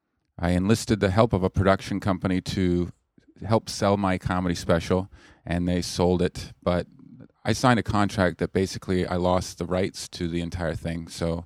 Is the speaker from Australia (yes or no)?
no; Canada; I'm from Canada.